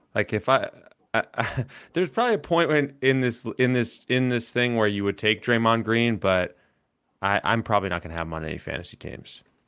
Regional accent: Atlanta, Georgia, United States; a kid who grew up in Atlanta

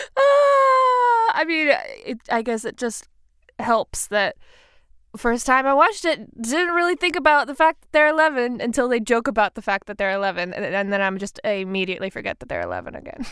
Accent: South Carolina, United States; I'm from South Carolina

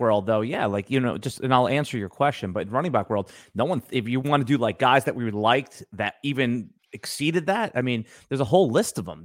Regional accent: Long Island, New York, United States; moved away as an adult; now in Jacksonville, United States; I'm from the Northeast, I'm from Long Island, like you

